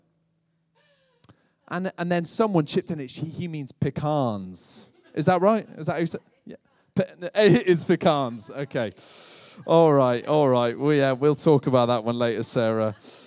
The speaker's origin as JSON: {"language": "English", "country": "United Kingdom", "moved": "as an adult", "lives_now": "United States", "said": "as a Brit moving to America"}